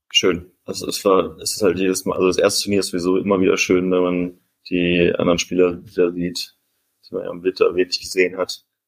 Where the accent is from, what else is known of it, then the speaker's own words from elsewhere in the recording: Cologne, North Rhine-Westphalia, Germany; als Kölner für mich